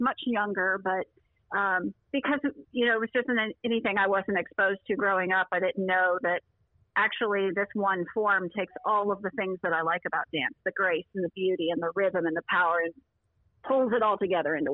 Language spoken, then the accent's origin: English; Lexington, Kentucky, United States; moved away; I am now back in my hometown, which is Lexington, Kentucky